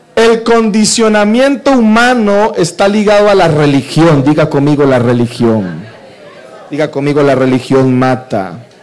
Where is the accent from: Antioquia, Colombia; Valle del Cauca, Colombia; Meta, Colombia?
Valle del Cauca, Colombia; Cali; Yo debería estar en mi tierra, en Cali